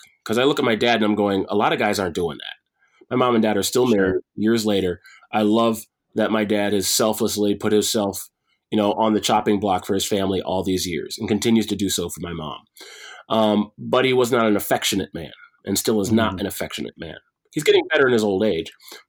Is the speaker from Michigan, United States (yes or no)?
yes; Detroit, Michigan, United States; My childhood was spent all over because my dad was military. But ultimately, I would say, yeah, I'm from Detroit. I should just tell people I'm from Detroit at this point.